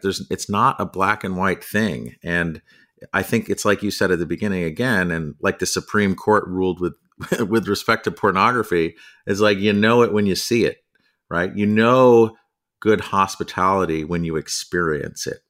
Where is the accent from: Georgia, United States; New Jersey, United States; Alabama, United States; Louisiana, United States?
New Jersey, United States; moved away as an adult; also born or lived in California / New York City; now in Connecticut, United States; I grew up in New Jersey